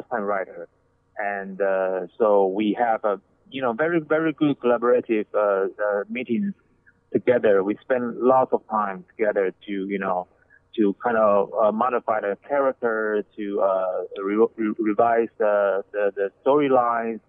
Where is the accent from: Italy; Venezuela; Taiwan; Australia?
Taiwan; moved away as an adult; now in Los Angeles, United States; I'm from Taiwan. I was born and raised in Taiwan, and I moved to the States when I was 30